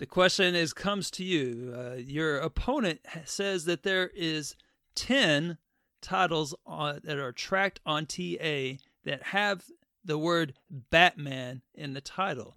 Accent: the South, United States; I'm a Southerner too

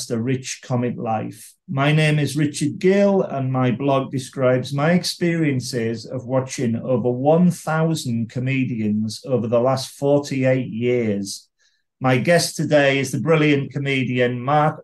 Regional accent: Carlisle, North West England, United Kingdom; moved away as an adult; now in London, United Kingdom; My home city is Carlisle, but I've been in London for half my life.

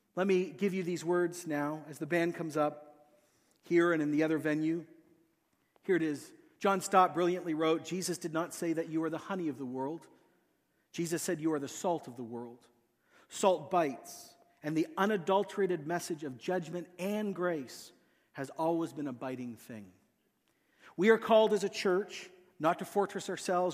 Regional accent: Quito, Pichincha, Ecuador; moved away; I grew up in a city called Quito

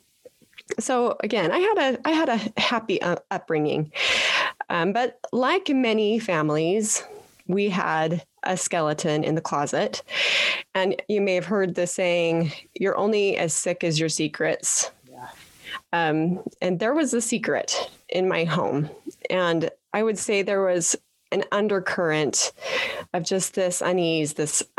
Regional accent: Petersboro, Utah, United States; moved away; I am a Utah girl, born and raised in Petersboro

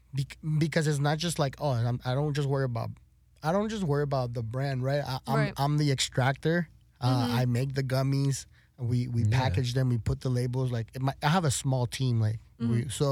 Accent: El Paso, Texas, United States; also born or lived in Florida, United States / Juárez, Mexico; So I'm a border kid from mm-hmm. El Paso, mm-hmm. Texas, and Juarez, Chihuahua.

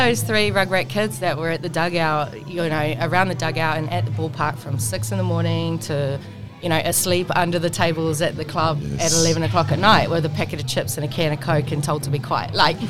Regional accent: Hervey Bay, Queensland, Australia; moved away; Born and raised in Hervey Bay, Queensland, which it's about 3.5-4 hours north of Brisbane.

